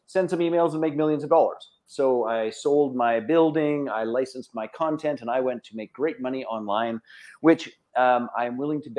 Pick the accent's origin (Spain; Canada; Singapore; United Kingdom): Canada; I'm Canadian